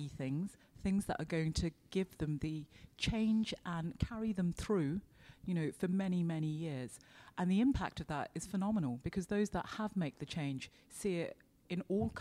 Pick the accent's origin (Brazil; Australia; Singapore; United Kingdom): United Kingdom; London; moved away as an adult; now in County Laois, Ireland; I'm from London. So I came here in 1999, followed a man over here, and have been in County Leash since